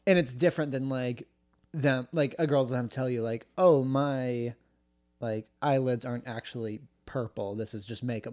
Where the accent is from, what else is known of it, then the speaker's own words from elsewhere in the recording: United States; they asked where I was from, I was like, "Oh, America,"